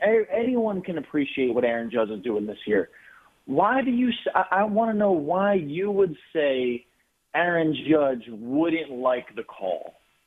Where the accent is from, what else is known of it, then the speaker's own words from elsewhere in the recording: New Jersey, United States; moved away as an adult; now in Kentucky, United States; So I'm calling from Kentucky. I've moved from New Jersey. I've lived in New Jersey all my life.